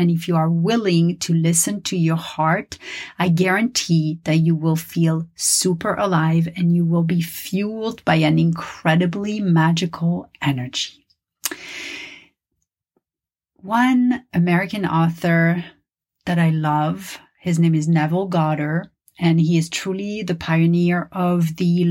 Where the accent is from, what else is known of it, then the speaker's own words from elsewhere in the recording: Paris, Île-de-France, France; first language French; English is a second language; now in Los Angeles, United States; my native language is French. I was born and raised in Paris